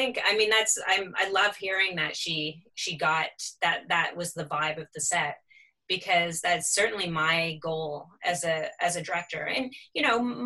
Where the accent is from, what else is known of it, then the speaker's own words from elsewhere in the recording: Toronto, Ontario, Canada; moved away as an adult; now in Halifax, Canada; I'm from Toronto originally. I came here to go to art school.